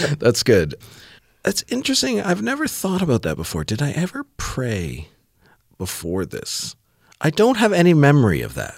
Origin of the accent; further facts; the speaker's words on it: Southern Ontario, Canada; I grew up in Southern Ontario in Canada, a couple hours west of Toronto, in a, in a rural community